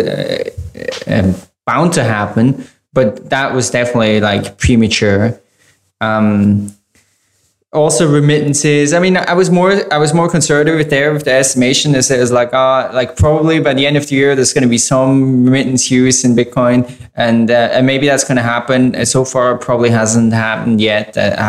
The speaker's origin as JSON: {"language": "English", "country": "Ukraine", "said": "from Ukraine."}